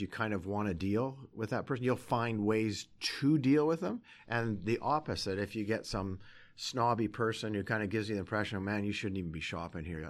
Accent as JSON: {"language": "English", "town": "Sherwood Park", "region": "Alberta", "country": "Canada", "tie": "born or raised there", "also_born_or_lived": "Calgary / Vancouver", "lives_now": "Edmonton, Canada", "said": "I'm an Alberta boy. I was born in Calgary, and then we moved to Edmonton, so I grew up in Sherwood Park"}